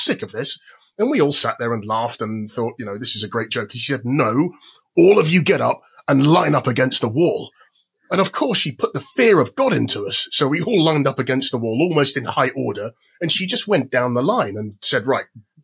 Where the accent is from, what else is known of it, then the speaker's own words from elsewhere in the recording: London, United Kingdom; I am from London as well.